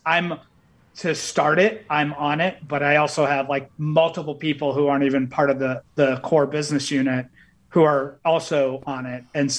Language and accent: English; Worcester, Massachusetts, United States; also born or lived in Boulder, Colorado / Berkshires, Massachusetts; I'm from Worcester. I'm born and raised.